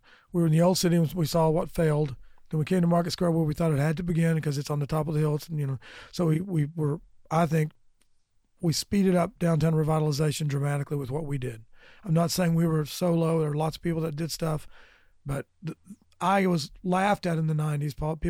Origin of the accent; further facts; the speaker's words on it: Lenoir City, Tennessee, United States; Before there was a McDonald's, when there was no money there at all, we went to high school in Lenore City.